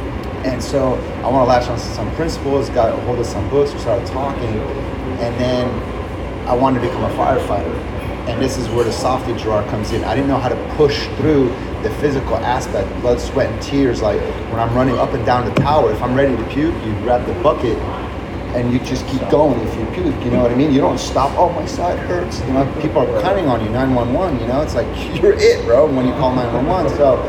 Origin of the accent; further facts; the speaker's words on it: Beirut, Beirut Governorate, Lebanon; moved away; I'm an immigrant from Beirut, Lebanon, right? So we moved here and we didn't have any family.